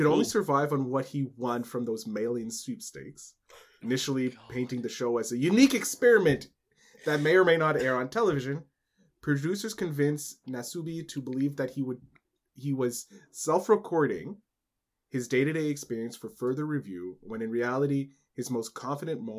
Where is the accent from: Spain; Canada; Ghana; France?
Canada; as a Canadian.